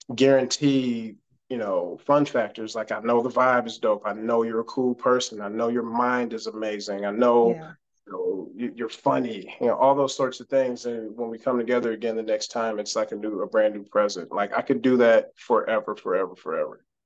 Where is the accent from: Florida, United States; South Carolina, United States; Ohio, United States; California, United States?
Ohio, United States; Cleveland; moved away as an adult; now in Houston, United States; I'm from Cleveland, Ohio. Okay. Born and raised, proud